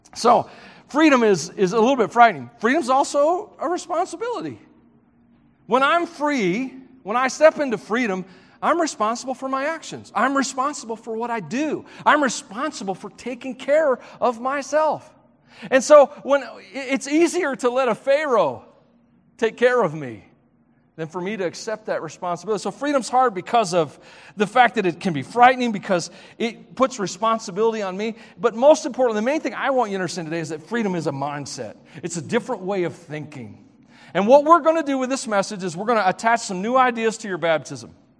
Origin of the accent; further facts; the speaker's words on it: Tennessee, United States; moved away; I grew up in Southern Gospel area of the country